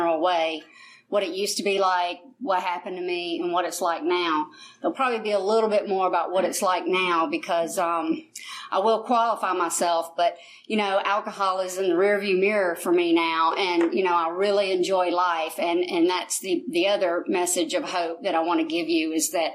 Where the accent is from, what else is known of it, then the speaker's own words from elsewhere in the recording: United States; I'm from Fayette County originally